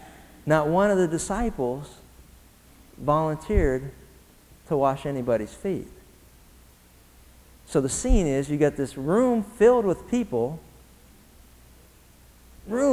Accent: Pennsylvania, United States; now in Southern California, United States; I grew up in Pennsylvania

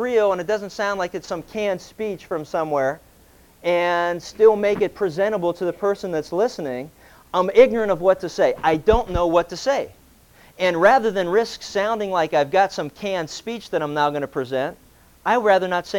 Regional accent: Pennsylvania, United States; growing up in Pennsylvania

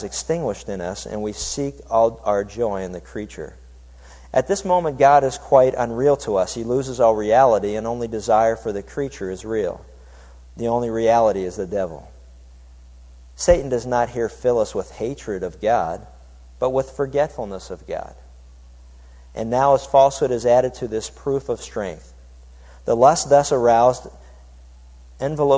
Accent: Pittsburgh, Pennsylvania, United States; When I was growing up in Pittsburgh, Pennsylvania, there was a little town north of us

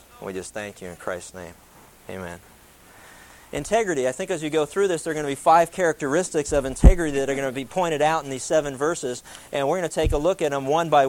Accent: East Coast, United States; I grew up on the East Coast

